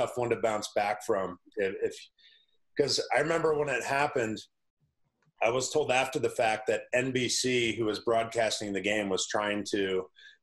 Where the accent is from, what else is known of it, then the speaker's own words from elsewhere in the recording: Des Moines, Iowa, United States; now in Pittsburgh, United States; I grew up in Des Moines, Iowa